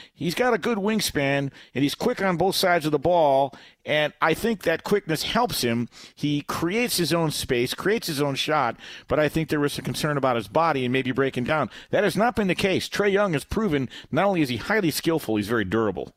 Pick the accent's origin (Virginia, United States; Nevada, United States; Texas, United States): Nevada, United States; Las Vegas; my hometown